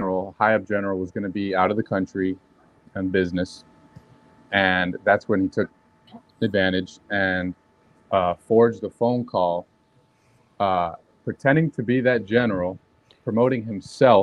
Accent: Miami, Florida, United States; born and raised in Miami

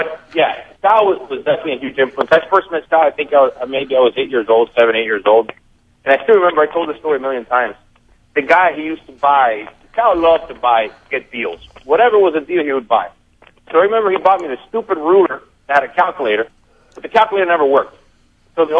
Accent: Honduras; now in United States; I was born in Honduras. We're born in Honduras, and about a week after I was born, we moved to Hamastron

